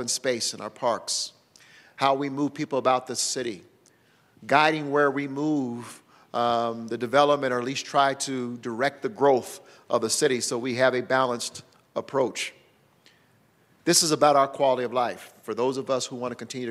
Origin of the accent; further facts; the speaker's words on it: Denver, Colorado, United States; It was elementary when I grew up in Denver.